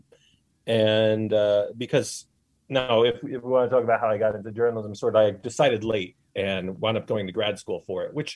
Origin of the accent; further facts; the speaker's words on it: Mid-Hudson Valley, New York, United States; moved away as an adult; also born or lived in New Jersey; I'm from the Empire State.